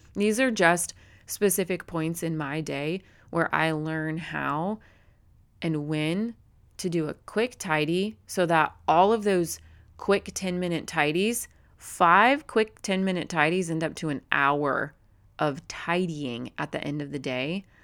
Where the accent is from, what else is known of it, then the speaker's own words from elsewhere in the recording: Phoenix metropolitan area, Arizona, United States; here in my kinda hometown, just like, about eight minutes up the road, not in my actual hometown, but our cities all run together here. in, in what we call the Valley, the Phoenix metropolitan